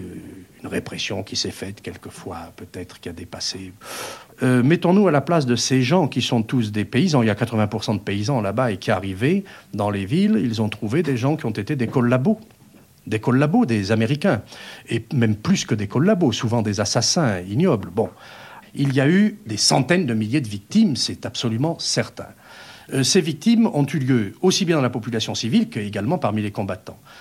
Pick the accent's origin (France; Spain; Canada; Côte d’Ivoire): France; chez nous, en France